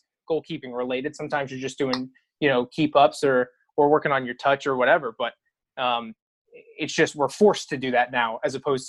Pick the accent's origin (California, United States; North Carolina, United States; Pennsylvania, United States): Pennsylvania, United States; Schuylkill County; Schuylkill County, yeah. Schuylkill. Born and raised.